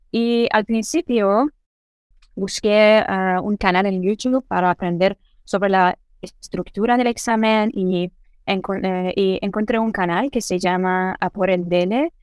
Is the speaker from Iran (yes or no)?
yes; Iran; first language Persian; Spanish is a second language; soy iraní y mi lengua materna es persa y mi lengua segunda es eh, inglés